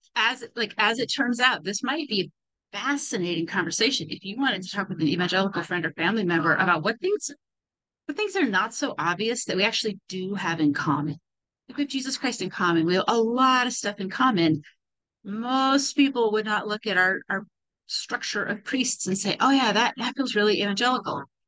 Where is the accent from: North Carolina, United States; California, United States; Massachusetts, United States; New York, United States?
California, United States; moved away; I grew up in California